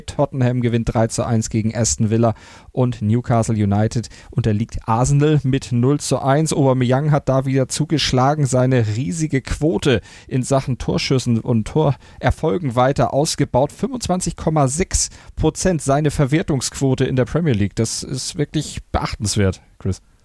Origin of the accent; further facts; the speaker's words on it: Germany; bei uns in Deutschland